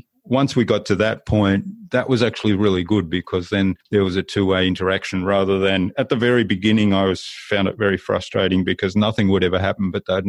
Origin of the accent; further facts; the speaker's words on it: Germany; born there; I was living in Germany. I was born in Germany. So I had an upbringing that was kind of across two cultures.